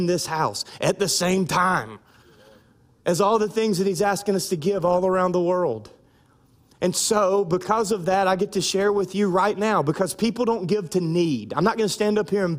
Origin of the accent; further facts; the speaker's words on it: United States; now in South Louisiana, United States; I'm American